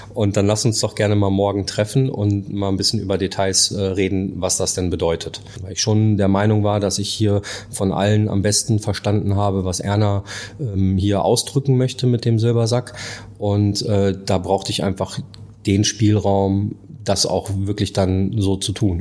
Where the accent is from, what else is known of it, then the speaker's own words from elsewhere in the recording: Dortmund, North Rhine-Westphalia, Germany; moved away as an adult; now in Hamburg, Germany; Ich bin ein Dortmunder Jung. Ich komme aus dem Ruhrpott